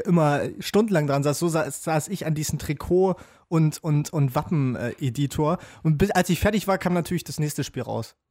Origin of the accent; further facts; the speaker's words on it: Jena, Thuringia, Germany; Ich komme ja aus Jena